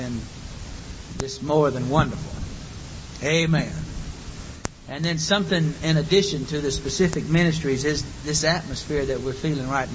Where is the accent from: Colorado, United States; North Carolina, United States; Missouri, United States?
Missouri, United States; St. Louis; Brother Joe Parker, who we grew up with in St. Louis.